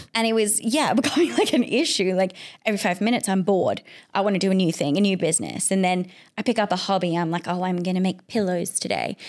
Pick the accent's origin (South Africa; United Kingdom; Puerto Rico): South Africa; now in Perth, Australia; I'm an immigrant, so I'm from South Africa initially